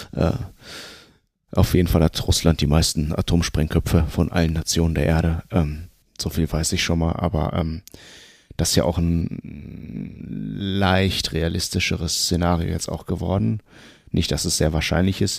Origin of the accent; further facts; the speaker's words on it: Germany; ich sind ja auch Migranten und wir leben seitdem wir geboren sind in Deutschland